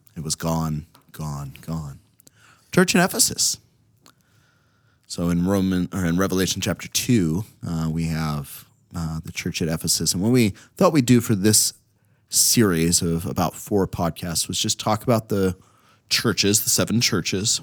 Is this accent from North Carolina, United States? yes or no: no; Ohio, United States; now in Minnesota, United States; growing up in Ohio